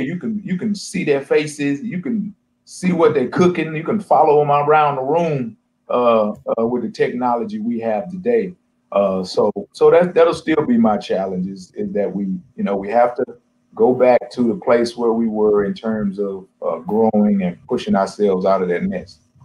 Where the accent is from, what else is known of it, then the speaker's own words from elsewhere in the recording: Texas, United States; moved away as an adult; also born or lived in North Dakota / Kalamazoo, Michigan / Ohio / Arizona; I'm from Texas, and I've recruited and I've coached in North Dakota and Kalamazoo, Michigan, and Ohio and Arizona